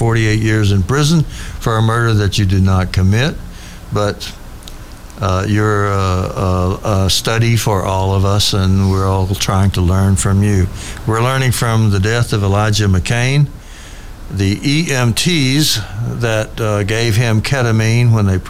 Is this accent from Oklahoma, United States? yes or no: yes; Oklahoma, United States; Oklahoma, my home state.